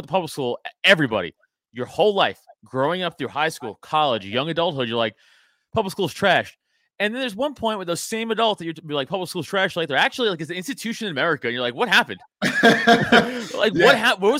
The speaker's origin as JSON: {"language": "English", "town": "New York City", "region": "New York", "country": "United States", "tie": "born or raised there", "moved": "yes", "lives_now": "Philadelphia area, United States", "said": "No, I'm from New York. So I live outside of Philly now, but I'm from New York. So I went to all New York City. Staten Island garbage."}